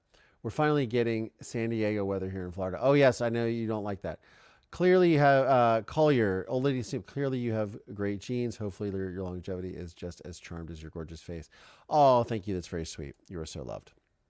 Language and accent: English; Canada; I'm so Canadian. I love the cold and snow, but not the ice.